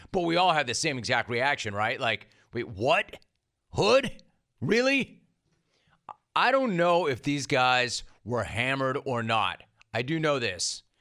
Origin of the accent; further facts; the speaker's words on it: Los Angeles, California, United States; growing up in Los Angeles